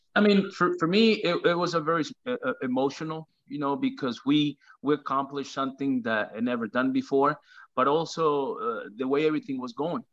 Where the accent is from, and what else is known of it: Venezuela; born or raised there; now in United States